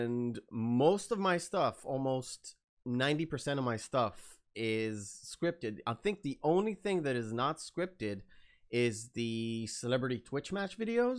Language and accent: English; Israel; English is a second language; I don't really have the Israeli famous I would say accent, or when I hear other Israelis speak, especially on TV, it's so obvious.